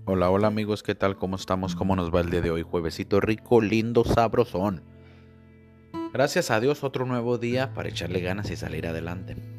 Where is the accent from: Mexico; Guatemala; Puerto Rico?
Mexico; Tecate, Baja California; now in United States; soy de un pueblito, ciudad, allá en México, Tecate, Baja California, entre Tijuana y Mexicali, muy cerca también de Ensenada. En ese pueblito pues yo me crié la mayor o la mitad parte de mi vida